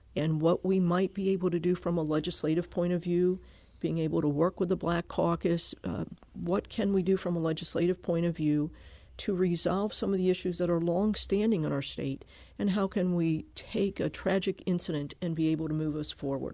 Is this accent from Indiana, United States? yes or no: no; Connecticut, United States; also born or lived in Milwaukee; now in Kirkwood, United States; I grew up in Connecticut.